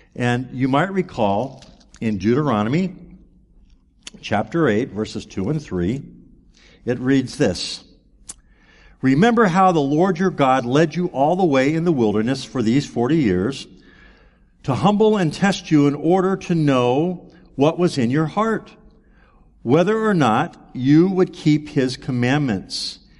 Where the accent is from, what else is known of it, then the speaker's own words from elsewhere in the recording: United States; growing up in America